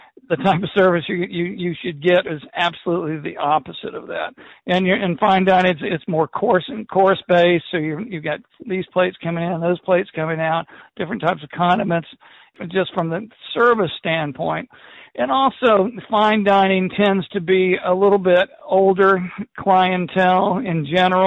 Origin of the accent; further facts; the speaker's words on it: Tuscaloosa, Alabama, United States; I'm from Tuscaloosa, Alabama, and I'm in the restaurant bar business